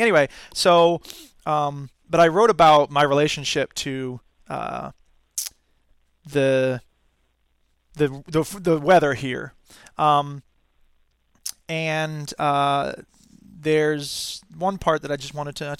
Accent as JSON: {"language": "English", "town": "Gainesville", "region": "Florida", "country": "United States", "tie": "born or raised there", "moved": "as an adult", "lives_now": "Wisconsin, United States", "said": "I'm from Gainesville originally."}